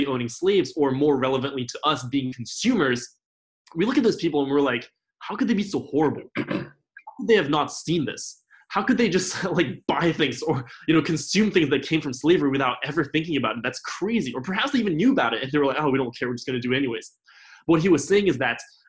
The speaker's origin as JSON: {"language": "English", "town": "Paris", "region": "Île-de-France", "country": "France", "tie": "born or raised there", "moved": "as an adult", "lives_now": "Los Angeles, United States", "said": "I grew up in Paris, France, where in France, you know, there's a huge culture of eating animal products"}